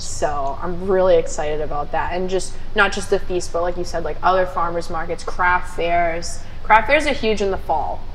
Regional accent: Taunton, Massachusetts, United States; I'm from East Taunton

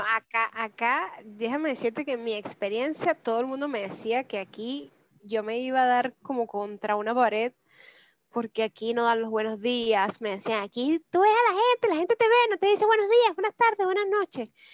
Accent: Venezuela; moved away as an adult; now in Santiago, Chile; nosotros los venezolanos

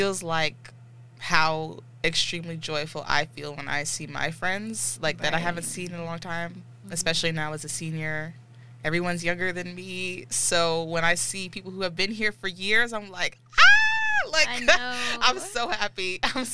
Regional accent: Edgewater, New Jersey, United States; also born or lived in Tryon, Alabama; I'm a senior political science major, food studies minor from Edgewater, New Jersey and Tryon, Alabama

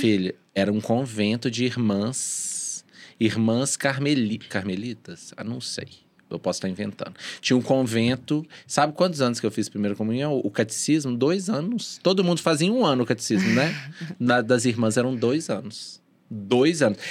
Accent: Belo Horizonte, Minas Gerais, Brazil; a minha infância toda na Sagrada Família foi de brincar na rua

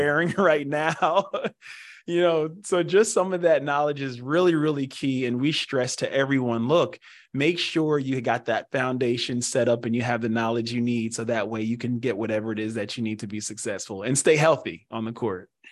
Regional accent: Pennsylvania, United States; born and raised in Pennsylvania

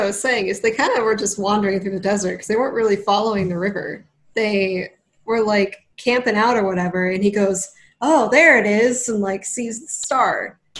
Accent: West Coast, United States; moved away; I come from the West Coast

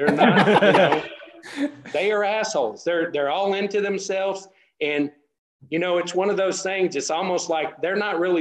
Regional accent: West Texas, United States; also born or lived in Denver City, Texas / San Antonio, Texas / Andrews, Texas; I grew up in West Texas

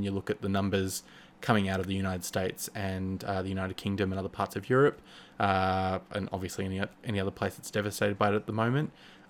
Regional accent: Australia; now in Melbourne, Australia; I'm based in Melbourne, Australia. So yeah, obviously I'm sure you could tell I'm Australian if you are not from Australia yourself.

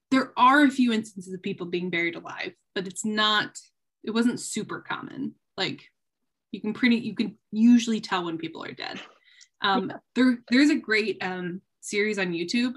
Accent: Jackson, Michigan, United States; born or raised there

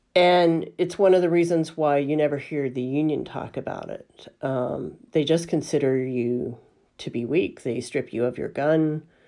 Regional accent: Alabama, United States; moved away as an adult; also born or lived in California; growing up in Alabama

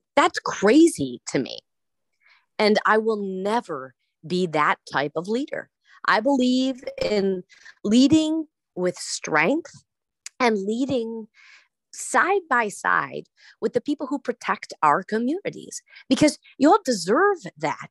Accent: Wisconsin, United States; I'm from Wisconsin

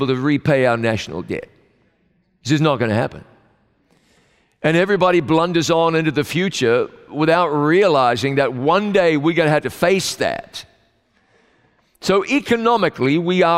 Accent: New Zealand; my home country of New Zealand

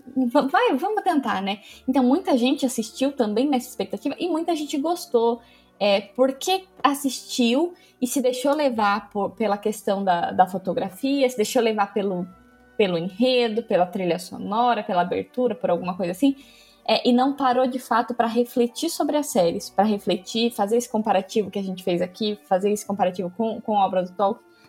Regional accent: Brazil; eu sou brasileira

